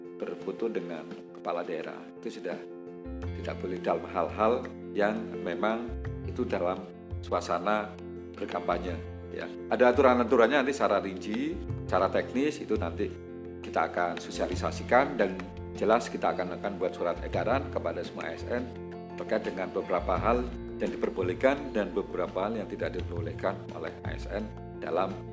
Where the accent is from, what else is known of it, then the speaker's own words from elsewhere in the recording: Malang, East Java, Indonesia; sebagai orang Malang ya orang Malang saya senang